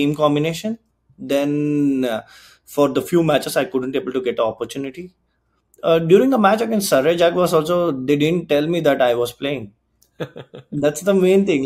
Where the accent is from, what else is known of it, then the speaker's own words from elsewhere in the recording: Bangalore, Karnataka, India; now in Canada; I'm from Karnataka, right? So Bangalore